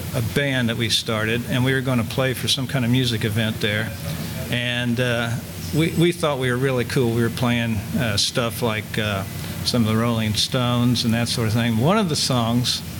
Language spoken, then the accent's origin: English; Beech Grove, Indiana, United States; I grew up in Beech Grove, and I kind of still stay in that area. I'm in the Southport area now.